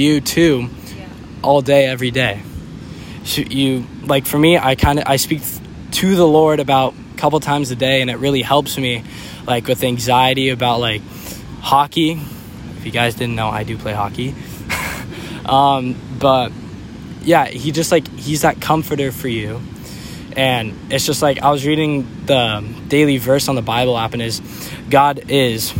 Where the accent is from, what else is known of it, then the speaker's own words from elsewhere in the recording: Murrieta, California, United States; I am from Murrieta, California